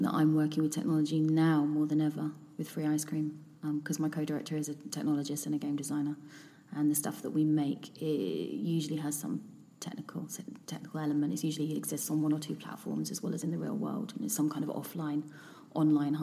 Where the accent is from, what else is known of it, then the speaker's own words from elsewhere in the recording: London, United Kingdom; being a Londoner